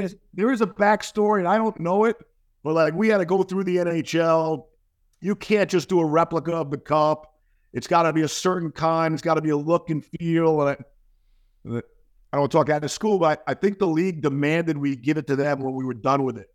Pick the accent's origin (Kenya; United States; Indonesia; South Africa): United States; New York; a native New Yorker who grew up with Rangers, Islanders